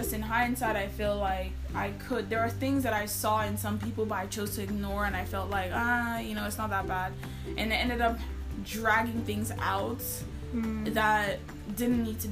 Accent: Nigeria; moved away as an adult; as a Nigerian, you're never going to feel as comfortable as you will feel back

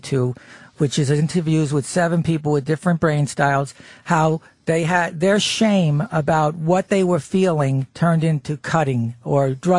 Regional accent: New Jersey, United States; we were North Jersey

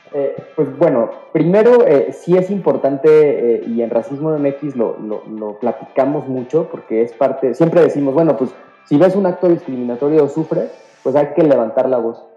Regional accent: Mexico; como mexicanas y mexicanos

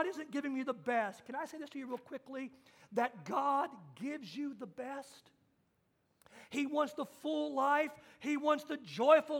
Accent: Kansas, United States; I got my driver's license in Kansas at 14 years old

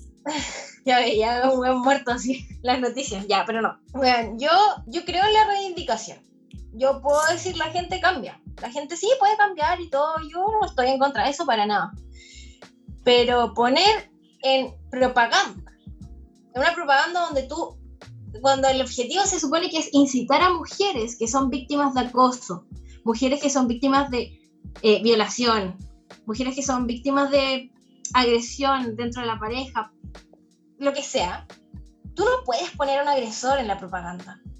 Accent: San Pedro de la Paz, Biobío, Chile; Soy de San Pedro

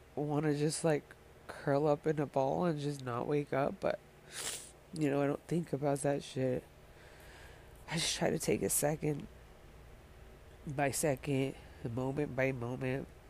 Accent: Montana, United States; moved away as an adult; also born or lived in California, United States / Colorado, United States; now in Denver, United States; the move when I was young from California to Montana

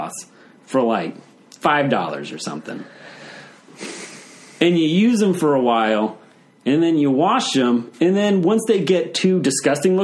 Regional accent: Texas, United States; now in Richmond, United States; I'm from Texas

